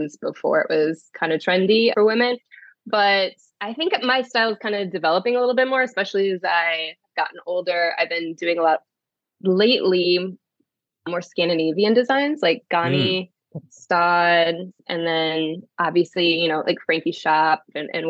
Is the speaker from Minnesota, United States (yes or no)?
no; Onalaska, Wisconsin, United States; moved away as an adult; also born or lived in Florida; I am from Wisconsin. So there we go. There's where the Wisco comes from. Yeah, I grew up in Onalaska